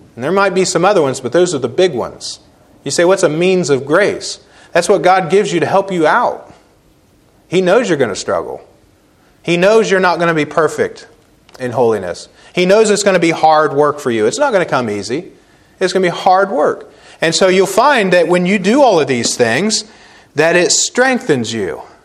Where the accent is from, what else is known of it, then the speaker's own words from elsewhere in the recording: Cambridge, Ohio, United States; moved away as an adult; I'm coming home from Christmas break in the Army